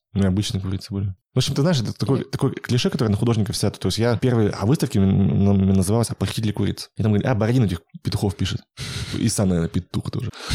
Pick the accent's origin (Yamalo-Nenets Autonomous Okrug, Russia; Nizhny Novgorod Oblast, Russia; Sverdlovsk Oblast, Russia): Sverdlovsk Oblast, Russia; Yekaterinburg; я был единственный из Екатеринбурга там